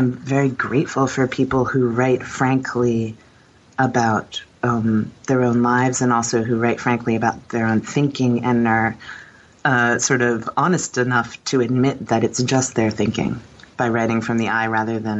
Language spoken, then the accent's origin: English; Warsaw, Indiana, United States; also born or lived in Philadelphia, Pennsylvania; Warsaw, like northern Indiana